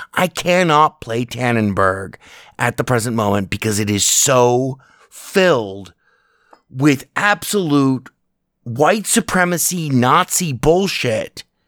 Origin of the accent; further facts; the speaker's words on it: United States; as an American